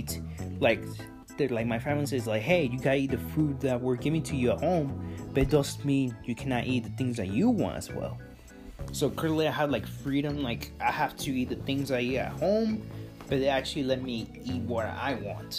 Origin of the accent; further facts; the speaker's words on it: Mexico; I was born in Mexico, so I eat like Mexican candy.